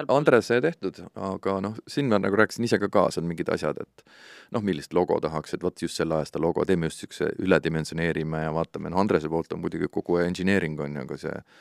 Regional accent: Estonia; Eesti on minu kodumaa ikkagi

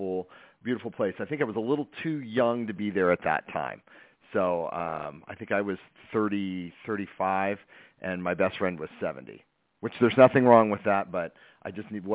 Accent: United States; also born or lived in Palm Springs / Sedona; now in Las Vegas, United States; And I'm from Lake Tahoe, and I ended up going back to Lake Tahoe to my family.

